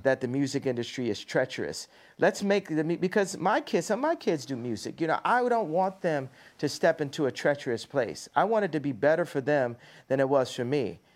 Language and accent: English; Chicago, Illinois, United States; moved away; my hometown?